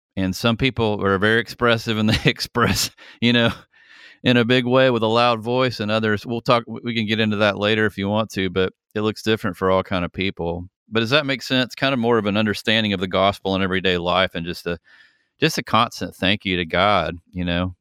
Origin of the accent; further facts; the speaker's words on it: Atlanta, Georgia, United States; also born or lived in San Francisco; I'm from Atlanta, Georgia. I've literally been in Georgia my entire life